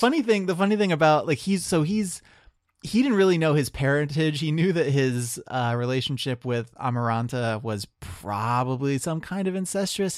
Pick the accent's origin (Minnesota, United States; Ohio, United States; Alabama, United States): Ohio, United States; Marion; moved away; I'm from Central Ohio